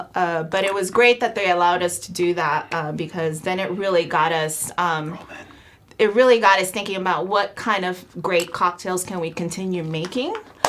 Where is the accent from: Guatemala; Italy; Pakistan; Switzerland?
Guatemala; Well, I'm from Guatemala.